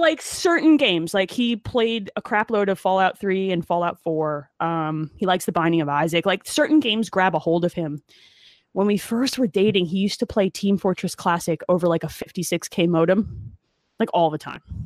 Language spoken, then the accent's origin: English; Asbury Park, New Jersey, United States; I grew up in Monmouth County, Asbury Park, near, like, the Stone Pony and everything. That was my hometown